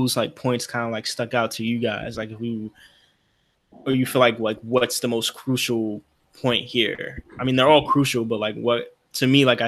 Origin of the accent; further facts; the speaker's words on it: New York, United States; we're all from New York